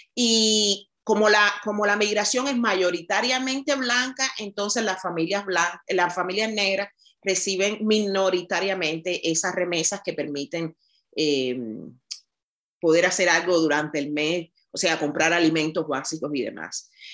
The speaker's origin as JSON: {"language": "Spanish", "country": "Cuba", "tie": "born or raised there", "said": "soy negra cubana, criada, nacida en una familia eh, como se dice en Cuba, humilde"}